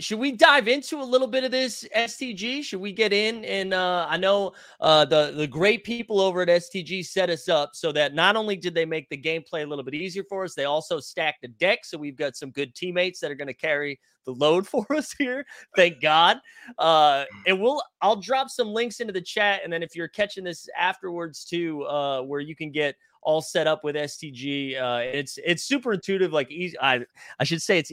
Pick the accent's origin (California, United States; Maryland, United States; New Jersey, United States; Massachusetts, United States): Massachusetts, United States; now in New York, United States; I'm originally from Massachusetts. I live in New York.